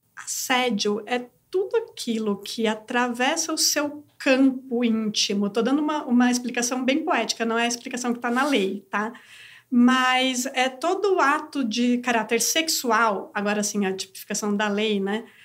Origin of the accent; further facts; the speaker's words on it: Brazil; nasci mulher no Brasil